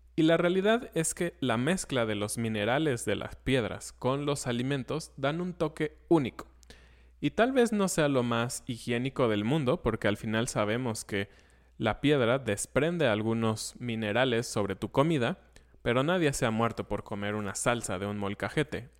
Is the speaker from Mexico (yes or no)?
yes; Mexico; nosotros como mexicanos